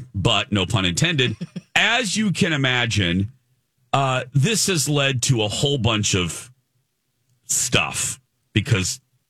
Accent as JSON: {"language": "English", "town": "Michigan City", "region": "Indiana", "country": "United States", "tie": "born or raised there", "said": "in my hometown of Michigan City, Indiana."}